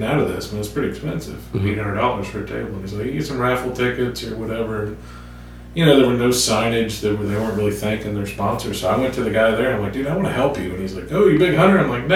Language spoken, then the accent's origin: English; New Orleans, Louisiana, United States; now in Columbus, Mississippi, United States; I grew up in New Orleans